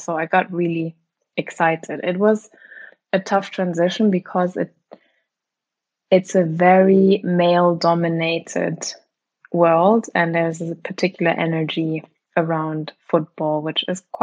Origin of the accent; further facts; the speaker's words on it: Germany; moved away as an adult; also born or lived in New York; I was born and raised in Germany and grew up there